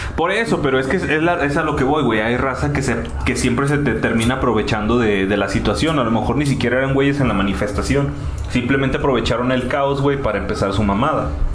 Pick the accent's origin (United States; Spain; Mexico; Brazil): Mexico; nosotros que somos de México, aquí en México